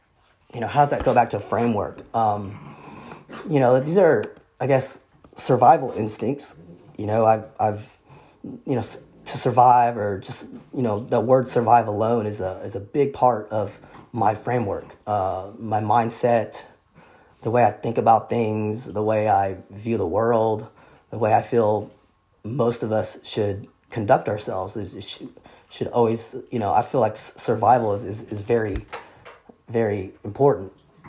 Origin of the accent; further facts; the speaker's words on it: Vietnam; born there; moved away; So anyways, I was born in Vietnam. Vietnam is a communist country.